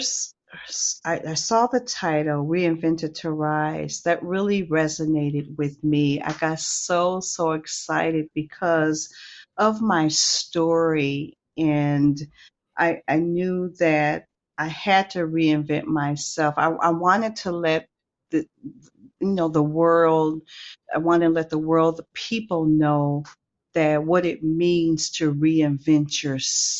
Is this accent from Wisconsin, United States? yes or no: yes; Milwaukee, Wisconsin, United States; also born or lived in Athelstane, Wisconsin; I am from Milwaukee, Wisconsin